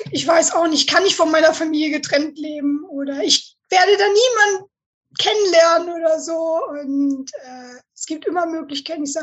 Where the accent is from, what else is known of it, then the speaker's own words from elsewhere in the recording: Northern Germany, Germany; ich komme aus Norddeutschland und wir sind halt, wir reden, was wir müssen.